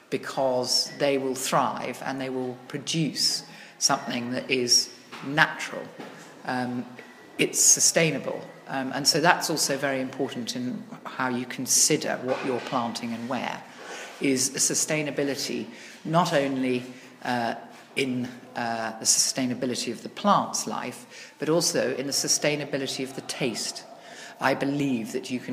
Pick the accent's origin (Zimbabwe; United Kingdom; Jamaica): United Kingdom; England; moved away as an adult; now in Italy; I am English, but I've been living in Italy for 26 years